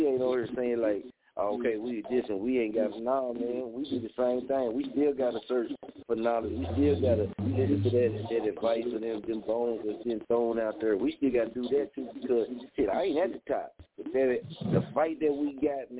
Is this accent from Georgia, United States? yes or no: no; Muskogee, Oklahoma, United States; also born or lived in Wichita, Kansas; I'm from Oklahoma, man. You dig? And I was in Kansas, man, in Wichita before I moved back to Muskogee